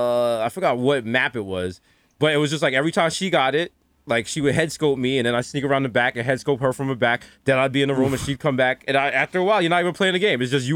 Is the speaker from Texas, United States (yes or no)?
no; New York City, New York, United States; I'm from Harlem.